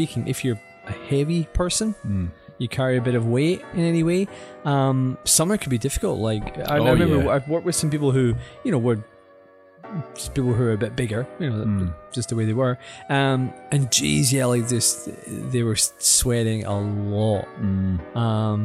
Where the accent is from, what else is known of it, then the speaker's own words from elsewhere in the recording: Glasgow, Scotland, United Kingdom; also born or lived in Singapore; now in Tokyo, Japan; I'm from Glasgow